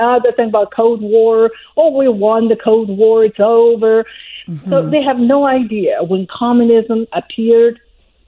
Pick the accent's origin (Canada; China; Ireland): China; English is a second language; moved away as an adult; now in United States; I was born in China, in Mao's China